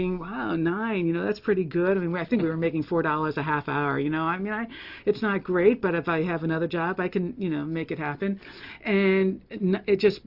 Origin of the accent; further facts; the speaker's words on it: Western Massachusetts, United States; also born or lived in Mississippi; now in Pennsylvania, United States; I grew up in Western Massachusetts.